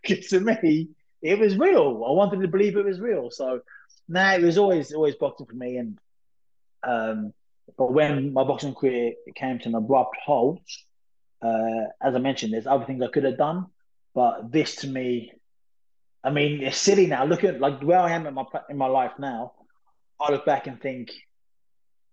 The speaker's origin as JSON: {"language": "English", "town": "Lowestoft", "region": "East of England", "country": "United Kingdom", "tie": "born or raised there", "said": "I was working at a pub called Notley's in my hometown called Lowestoft"}